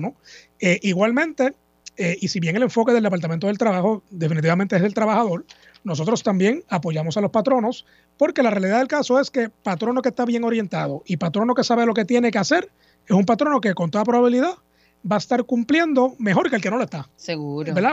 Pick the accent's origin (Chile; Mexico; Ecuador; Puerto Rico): Puerto Rico; Escuela Superior y para atrás también todo en Puerto Rico